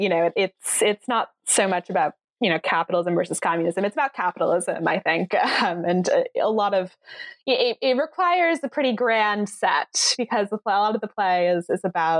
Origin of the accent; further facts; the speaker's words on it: New York City, New York, United States; also born or lived in Chicago; No, I grew up in New York City.